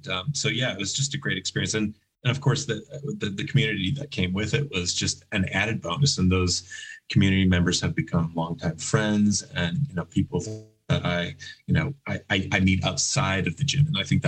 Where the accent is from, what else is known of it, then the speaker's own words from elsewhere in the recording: Chicago, Illinois, United States; But I thought I came from Chicago and I was like, you know, yeah, I eat sausage and all the pizzas and the all bears.